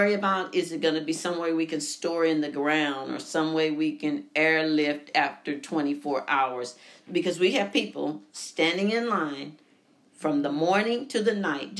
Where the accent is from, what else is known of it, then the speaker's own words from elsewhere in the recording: St. Louis, Missouri, United States; I'm from St. Louis